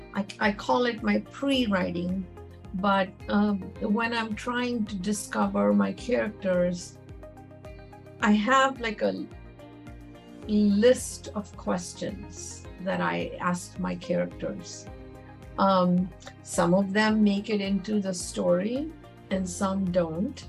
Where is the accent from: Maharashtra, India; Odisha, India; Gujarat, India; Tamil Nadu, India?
Maharashtra, India; Mumbai; moved away as an adult; now in United States; I was born and raised in Mumbai